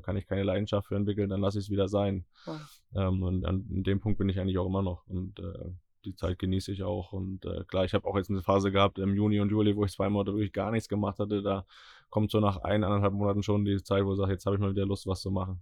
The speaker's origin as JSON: {"language": "German", "region": "Northern Germany", "country": "Germany", "said": "wir beide als äh, Norddeutsche"}